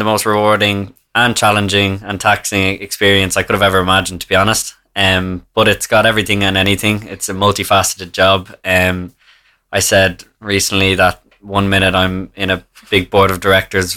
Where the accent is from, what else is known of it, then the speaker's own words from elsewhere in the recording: Naas, Leinster, Ireland; I'm from Naas, County Kildare